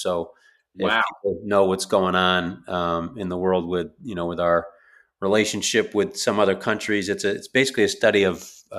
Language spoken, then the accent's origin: English; New York, United States; That's growing up in New York.